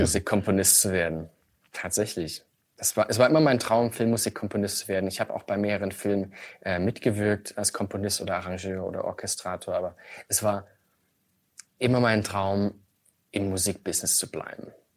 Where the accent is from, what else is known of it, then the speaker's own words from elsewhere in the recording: Chemnitz, Saxony, Germany; Chemnitz, meine, meine Heimatstadt